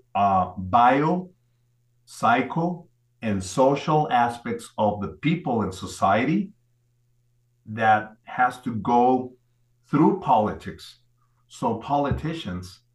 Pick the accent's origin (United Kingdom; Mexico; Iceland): Mexico; I'm a Mexican doctor. I was born and raised in Mexico